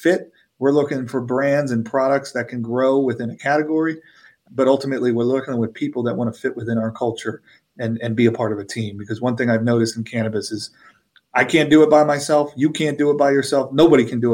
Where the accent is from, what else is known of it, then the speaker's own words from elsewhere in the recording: Philadelphia, Pennsylvania, United States; I'm from Philadelphia